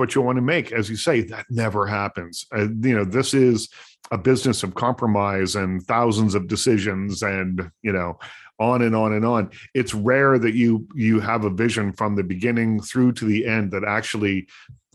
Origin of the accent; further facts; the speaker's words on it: Nova Scotia, Canada; moved away; The house that I grew up in Nova Scotia used to be a vaudeville theater